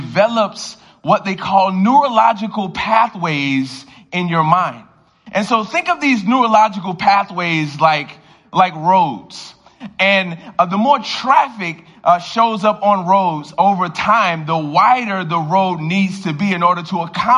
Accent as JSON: {"language": "English", "town": "Miami", "region": "Florida", "country": "United States", "tie": "born or raised there", "moved": "yes", "lives_now": "Baltimore, United States", "said": "I grew up in Miami, Florida"}